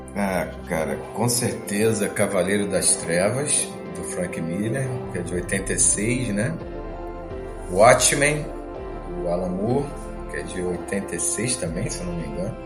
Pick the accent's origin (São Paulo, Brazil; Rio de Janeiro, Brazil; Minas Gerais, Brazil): Rio de Janeiro, Brazil; sou carioca